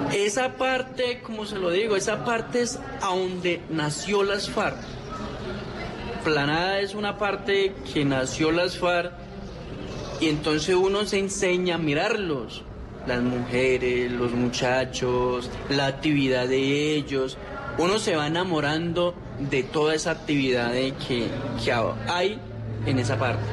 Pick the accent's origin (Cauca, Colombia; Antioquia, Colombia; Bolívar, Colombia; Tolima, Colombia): Tolima, Colombia; Gaitania; soy yo, de Gaitania Tolima del oso